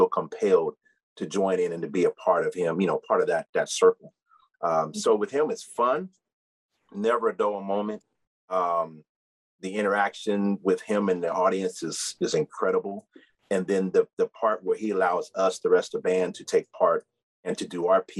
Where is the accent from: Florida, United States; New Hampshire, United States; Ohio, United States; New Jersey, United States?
Ohio, United States; I'm from Ohio.